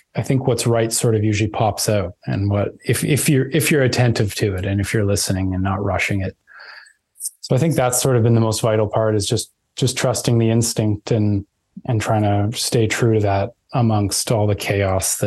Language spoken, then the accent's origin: English; Vancouver, British Columbia, Canada; so I grew up in Vancouver. There's like near the mountains, there's a place called Lynn Canyon, and that's where I grew up.